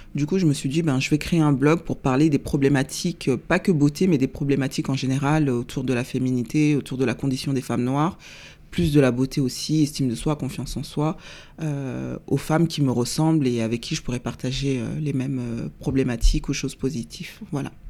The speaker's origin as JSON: {"language": "French", "area": "Seine-Saint-Denis", "region": "Île-de-France", "country": "France", "tie": "born or raised there", "also_born_or_lived": "Paris", "said": "je suis née un 24 septembre 1977 à Paris. Euh, à l'origine, on habitait à Paris dans le 19e, et puis après, on a déménagé en banlieue parisienne, dans le 93. Euh, où euh, j'ai grandi"}